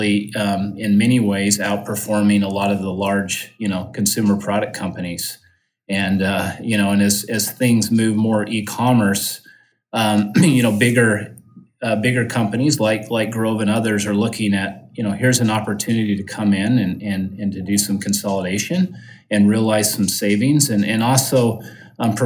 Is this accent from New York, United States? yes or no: no; Utah, United States; I grew up in Utah. I'm based there just in the Salt Lake City area